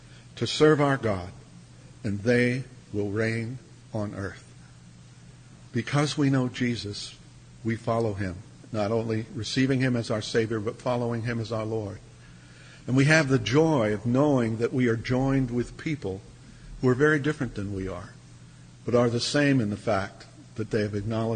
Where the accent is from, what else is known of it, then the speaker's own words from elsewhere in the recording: United States; also born or lived in South Africa; being an American